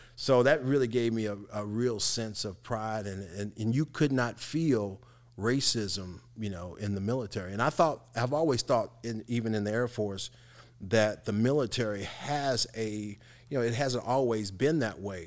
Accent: Evansville, Indiana, United States; I grew up in one of those housing communities, which was the Fulton Square, Cedar Hall

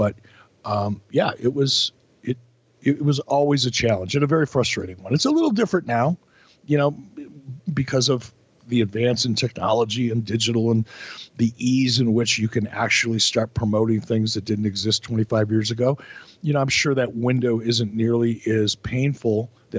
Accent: Detroit, Michigan, United States; also born or lived in Pittsburgh / Minneapolis; I grew up in Detroit and Pittsburgh and Minneapolis.

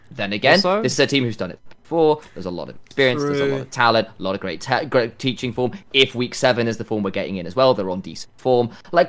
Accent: United Kingdom; Yeah, we're British here, so it's going to be actual chips.

